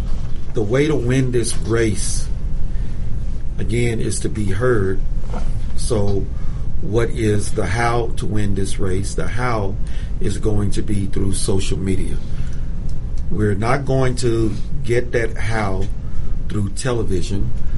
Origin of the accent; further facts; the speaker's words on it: Venezuela; here is a minority and a female mm-hmm. who can tell you something about socialism mm-hmm. because I hail from Venezuela.